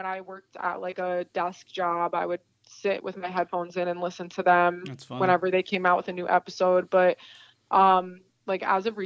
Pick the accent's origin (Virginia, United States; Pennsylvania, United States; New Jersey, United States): New Jersey, United States; Jackson; my hometown where I live